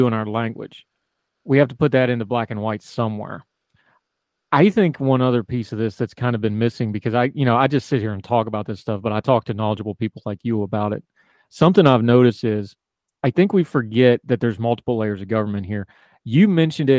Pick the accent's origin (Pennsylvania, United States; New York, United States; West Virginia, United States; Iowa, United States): West Virginia, United States; moved away; also born or lived in Wilmington, North Carolina; the way I was raised rurally in West Virginia